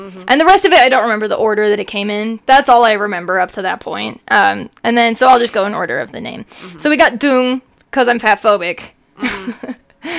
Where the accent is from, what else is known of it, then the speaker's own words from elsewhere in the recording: Mapleton, Utah, United States; we're from Utah, {S1} yeah. {S0} By the way. Mapleton's a city in Utah, and we've moved around.